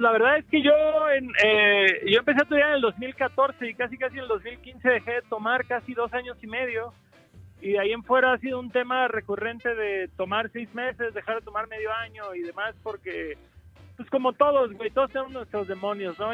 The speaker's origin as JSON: {"language": "Spanish", "town": "Cancún", "region": "Quintana Roo", "country": "Mexico", "tie": "born or raised there"}